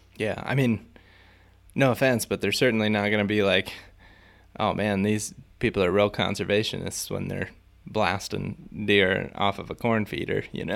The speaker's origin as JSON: {"language": "English", "region": "Ohio", "country": "United States", "tie": "born or raised there", "said": "where I grew up in Ohio"}